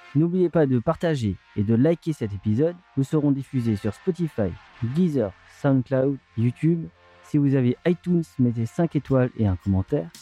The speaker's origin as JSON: {"language": "French", "town": "Surbourg", "region": "Grand Est", "country": "France", "said": "je viens de Surbourg"}